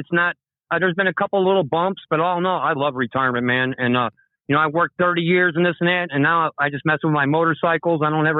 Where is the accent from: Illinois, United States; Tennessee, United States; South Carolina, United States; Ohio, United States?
Illinois, United States; Park Ridge; now in Washington, D.C., United States; We're from Chicago to begin with. My dad was a union sheet metal worker, Local 63, for 33 years.